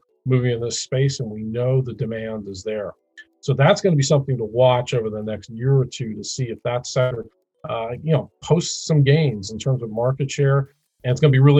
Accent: Midwest, United States; I'm a Midwesterner

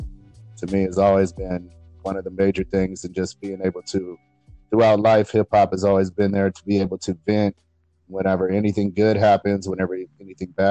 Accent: San Diego, California, United States; also born or lived in San Jose / Redwood City; I was born in San Jose, and I was raised in Redwood City until I was about like 6 or 7. And then my mom decided she wanted to move to San Diego, so we came here

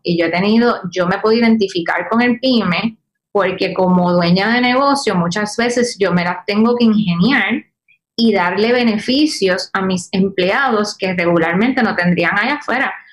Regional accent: Puerto Rico; como buena puertorriqueña

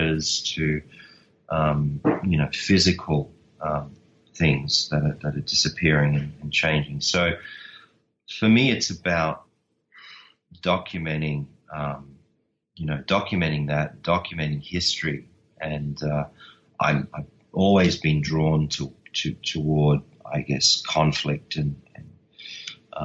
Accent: Australia; I'm Australian

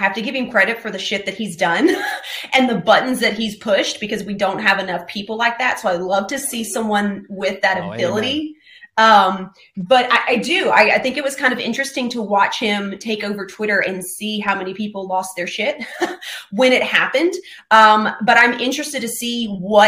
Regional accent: Florida, United States; now in Tennessee, United States; I was born in Florida. I'm in Tennessee, so I am from the South.

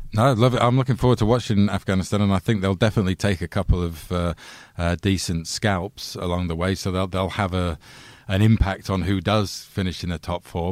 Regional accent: England, United Kingdom; as an Englishman

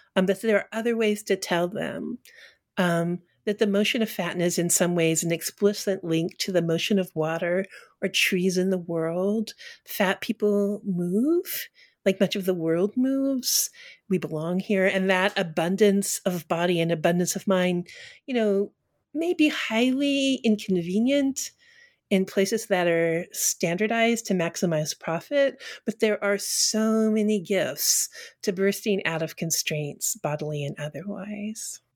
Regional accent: Colorado, United States; also born or lived in Texas; now in Northampton, Massachusetts, United States; I was born in Texas and grew up in Colorado, Colorado and then moved east and never moved back

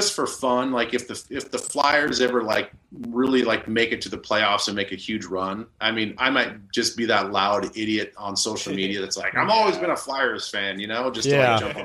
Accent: United States; also born or lived in Iowa / South Dakota; now in Edina, United States; I grew up in Iowa and South Dakota

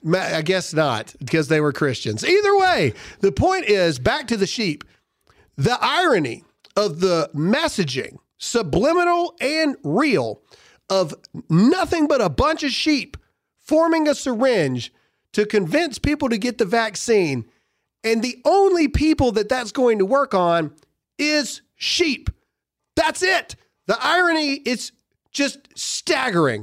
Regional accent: Mississippi, United States; Mississippi tried to do this a long time ago, my home state

